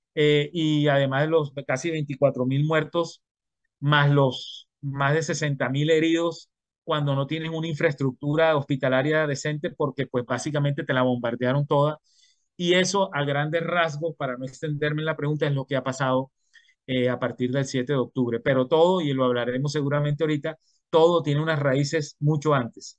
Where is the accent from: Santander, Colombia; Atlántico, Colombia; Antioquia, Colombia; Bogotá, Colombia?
Atlántico, Colombia; Barranquilla; yo soy colombiano, nacido en Barranquilla, al norte de Colombia